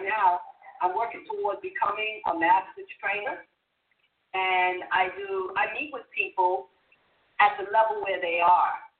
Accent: New York, United States; I'm from New York

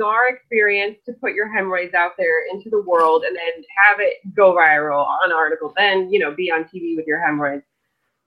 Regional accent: New York, United States; moved away; my hometown in New York

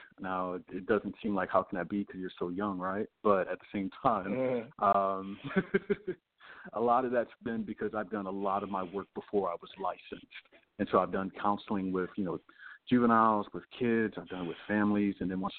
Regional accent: Louisiana, United States; also born or lived in lived all over (military family); But military family, so I lived all over. So it's, you know, it's not just my hometown in Louisiana, but definitely familiar with the architects and all the that area down there.

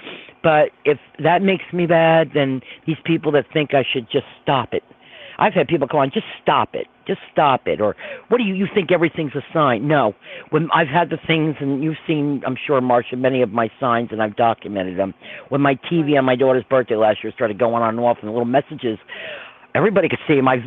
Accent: Croton-on-Hudson, New York, United States; also born or lived in Verplanck, New York; I'm from Croton originally

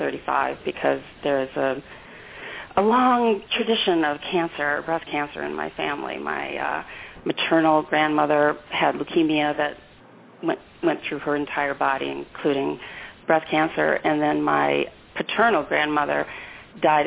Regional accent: St. Louis, Missouri, United States; I'm from St. Louis, Missouri

